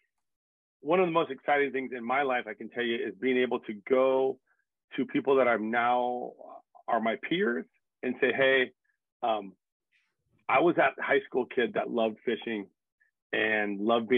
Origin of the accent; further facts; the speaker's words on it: Los Angeles, California, United States; moved away as an adult; now in San Diego, United States; I was born and raised in Los Angeles, mostly in the San Gabriel Valley, East San Gabriel Valley, where I grew up